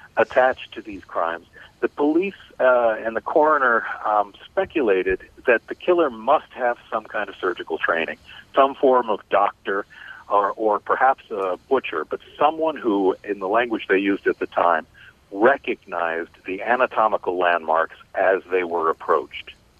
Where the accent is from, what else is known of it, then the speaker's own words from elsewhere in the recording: Cleveland, Ohio, United States; Cleveland, Ohio, my hometown.